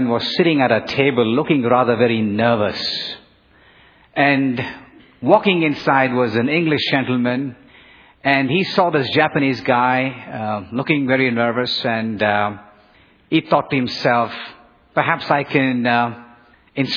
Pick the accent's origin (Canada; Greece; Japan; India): India; Bangalore, Karnataka; moved away; the southern Indian city of Bangalore, my hometown